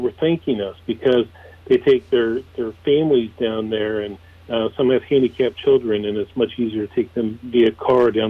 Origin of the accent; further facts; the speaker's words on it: California, United States; so both my father and mother raced Jeeps there in the 60s. And so I grew up experiencing riding in Jeeps from underneath the Pismo Pier all the way down to Point Sal